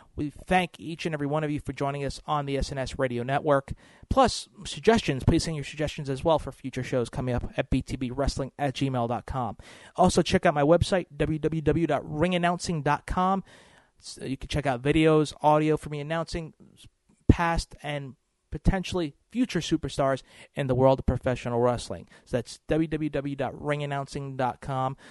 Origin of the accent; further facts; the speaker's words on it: New Jersey, United States; New Jersey, my hometown